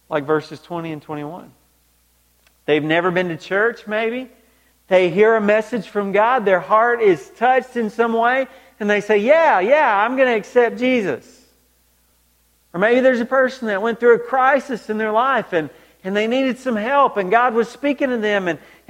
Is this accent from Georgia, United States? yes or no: yes; Georgia, United States; growing up in Georgia, I mean, I was 45 minutes from the stadium